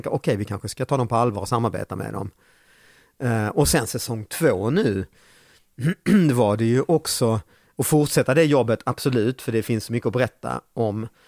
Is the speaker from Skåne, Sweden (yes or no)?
yes; Lund, Skåne, Sweden; accent: lundaskånska; Jag är född, jag är uppväxt i Lund.